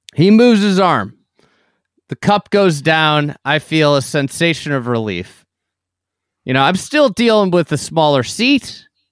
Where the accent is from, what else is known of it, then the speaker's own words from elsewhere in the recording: Midwest, United States; I'm a Midwesterner